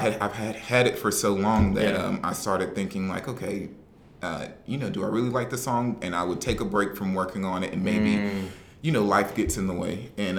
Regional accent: the South, United States; I'm from the South.

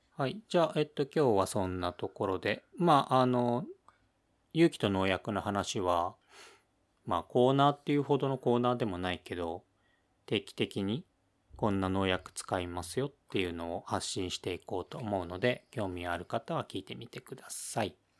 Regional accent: Ibaraki, Japan; 俺の出身の茨城県

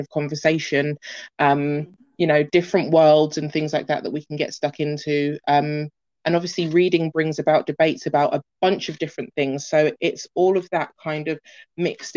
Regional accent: London, United Kingdom; also born or lived in Birmingham / Florida; I grew up in West London.

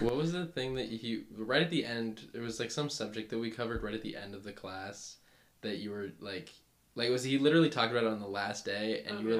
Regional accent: Fairfield, California, United States; I'm from the middle of nowhere, California

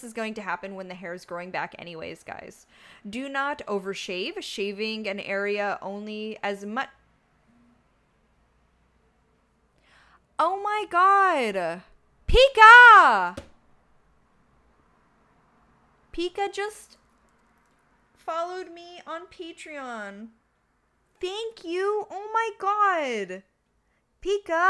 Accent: Canada; I'm from Canada, so we actually learn French in school

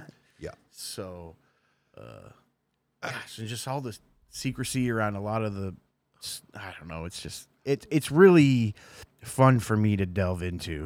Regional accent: Missouri, United States; I'm from Missouri

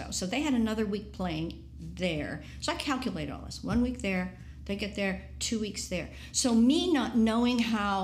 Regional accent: San Mateo, California, United States; from San Mateo

